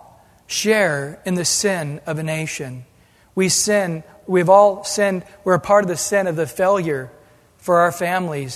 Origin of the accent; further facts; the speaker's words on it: United States; an American